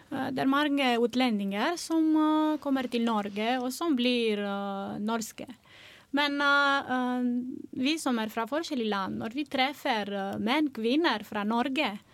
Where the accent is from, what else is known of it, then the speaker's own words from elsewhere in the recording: Romania; Norwegian is a second language; moved away as an adult; now in Norway; Jeg kommer fra Romania